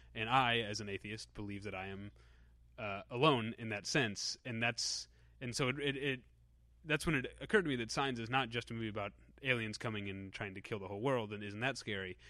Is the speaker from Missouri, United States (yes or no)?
yes; Missouri, United States; moved away as an adult; also born or lived in Chicago; I'm from the Missouri part of Missouri